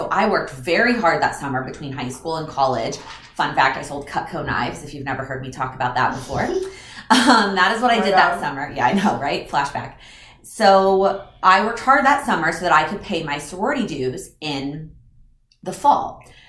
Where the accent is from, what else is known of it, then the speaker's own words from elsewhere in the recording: Texas, United States; also born or lived in Illinois; even though I was originally from Texas, since I'd gone to high school in Illinois, I didn't know very many people.